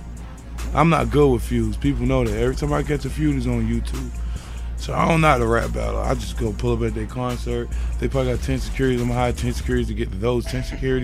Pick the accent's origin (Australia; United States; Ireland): United States; Riverdale, Georgia; I'm not from Atlanta. I'm from Clayton County, Riverdale